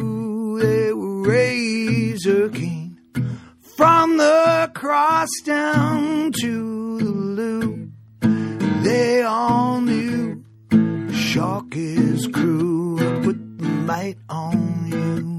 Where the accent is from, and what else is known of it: Australia